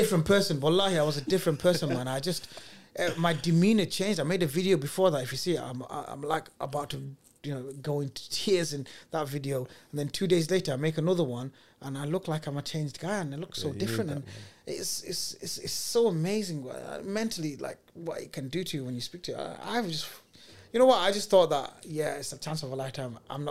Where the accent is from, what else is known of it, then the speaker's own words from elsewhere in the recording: Sylhet, Sylhet Division, Bangladesh; My Bengali is very good. I'm from Sylhet, so...